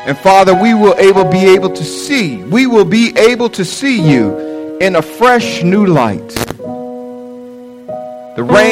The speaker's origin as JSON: {"language": "English", "town": "Norfolk", "region": "Virginia", "country": "United States", "tie": "born or raised there", "said": "I was born and raised in Norfolk, Virginia"}